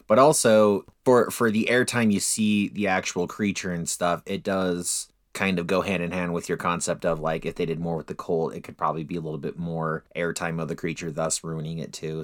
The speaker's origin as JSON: {"language": "English", "region": "Utah", "country": "United States", "said": "we're from Utah"}